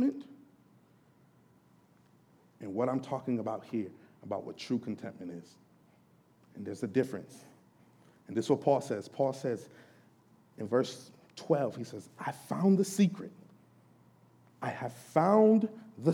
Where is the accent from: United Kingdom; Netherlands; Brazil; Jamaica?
Jamaica; I'm Jamaican. That's kind of one of the things, one of the kind of ideas that was floating around in our culture, especially the Jamaican